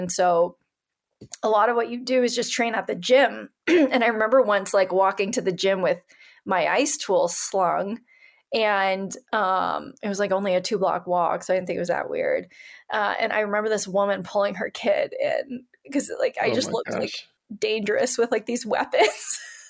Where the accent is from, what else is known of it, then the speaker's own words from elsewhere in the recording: California, United States; I'm from Northern California.